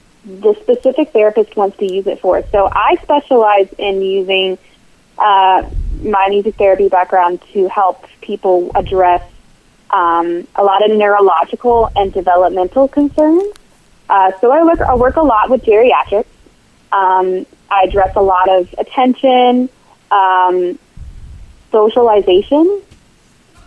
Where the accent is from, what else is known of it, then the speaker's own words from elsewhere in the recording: Charlottesville, Virginia, United States; So I grew up in Charlottesville. It's my hometown